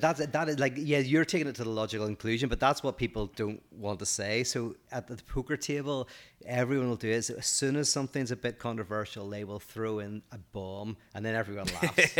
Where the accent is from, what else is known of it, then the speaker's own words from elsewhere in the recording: Northern Ireland, United Kingdom; I'm from Northern Ireland